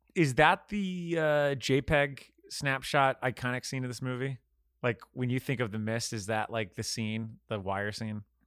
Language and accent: English; Florida, United States; I'm from Florida